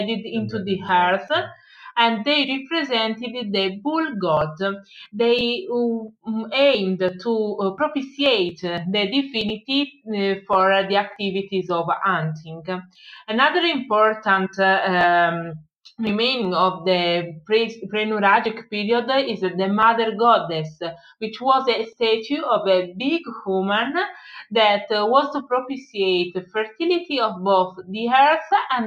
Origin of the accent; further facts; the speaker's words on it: Sardinia, Italy; English is a second language; I'm from Sardinia